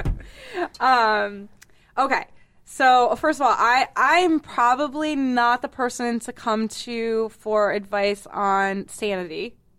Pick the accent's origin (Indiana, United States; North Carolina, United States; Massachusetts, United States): Massachusetts, United States; Boston; moved away; I'm from Boston